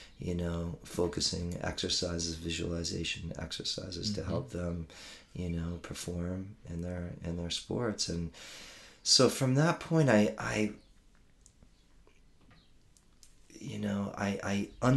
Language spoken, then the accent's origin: English; Maryland, United States; moved away as an adult; I grew up in Maryland, outside of D.C., and I spent my first 22 years there